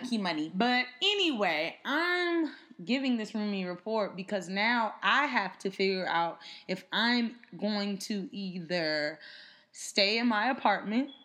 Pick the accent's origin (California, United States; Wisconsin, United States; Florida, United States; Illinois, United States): California, United States; Inglewood; now in New York City, United States; we are from Inglewood, California